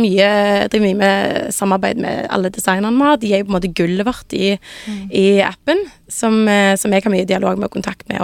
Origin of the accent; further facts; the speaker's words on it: Sandnes, Rogaland, Norway; moved away as an adult; now in Oslo, Norway; jeg kommer fra Sandnes sånn opprinnelig